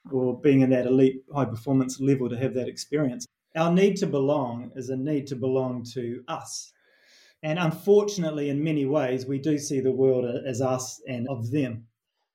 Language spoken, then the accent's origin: English; New Zealand; accent: Kiwi; moved away as an adult; my Kiwi accent